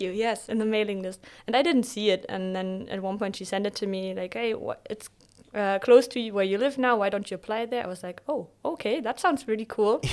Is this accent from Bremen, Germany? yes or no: yes; Bremen, Germany; moved away as an adult; also born or lived in Bielefeld / Jordan; originally I'm from Bremen